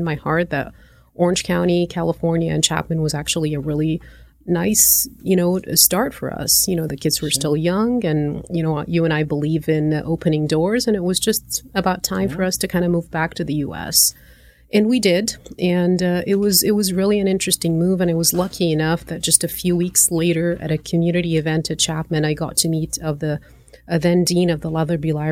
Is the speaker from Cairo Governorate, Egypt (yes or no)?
no; Alexandria, Alexandria Governorate, Egypt; moved away as an adult; also born or lived in Gulf area / East Coast of the United States; now in United States; I was born in Alexandria, Egypt. And I spent most of my life in that part of the world between, you know, the Gulf area where my dad used to work as an engineer, went back to Egypt for high school and college